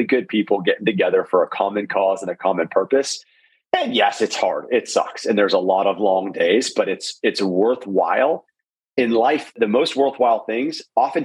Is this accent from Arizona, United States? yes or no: yes; Arizona, United States; moved away as an adult; also born or lived in Stanford, California; now in San Diego, United States; I grew up in Arizona, loved playing sports, loved school